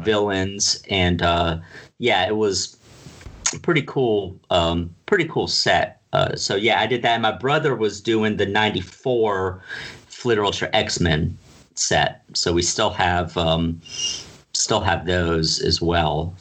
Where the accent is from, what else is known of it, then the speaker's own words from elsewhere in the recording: Pensacola, Florida, United States; now in Tallahassee, United States; I grew up in Pensacola, Florida